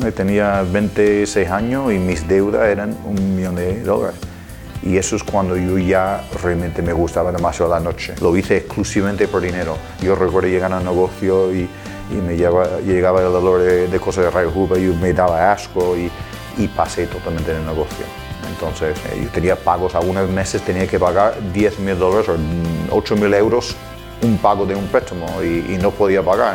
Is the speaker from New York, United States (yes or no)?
yes; New York, United States; moved away; Yo nací en Nueva York.